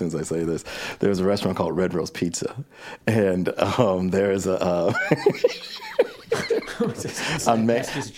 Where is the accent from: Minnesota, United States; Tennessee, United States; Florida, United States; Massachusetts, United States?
Massachusetts, United States; Springfield; moved away; I had a great childhood in Springfield, Massachusetts